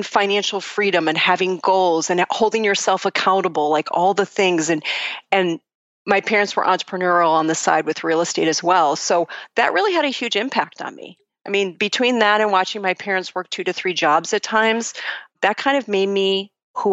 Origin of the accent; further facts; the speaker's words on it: Buffalo, New York, United States; I'm originally from Buffalo, New York, actually a suburb of Buffalo, and I was born into a family of educators.